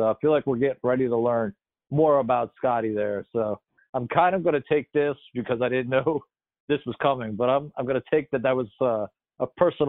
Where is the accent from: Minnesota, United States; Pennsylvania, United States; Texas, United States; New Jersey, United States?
Pennsylvania, United States; moved away; also born or lived in Baltimore, Maryland; I grew up in Pennsylvania.